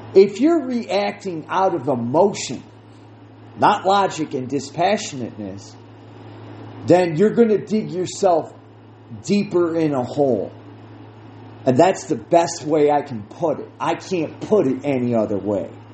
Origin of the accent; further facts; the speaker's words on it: United States; I speak from an American viewpoint because that is what I know.